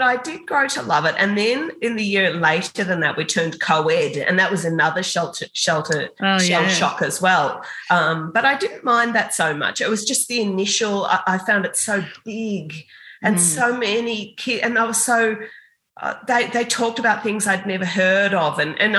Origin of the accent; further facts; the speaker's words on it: Toolong, Victoria, Australia; also born or lived in England; they came back when I was 2 months old and moved back to where my grandparents were on a farm outside Port Fairy, Toolong in Western Victoria.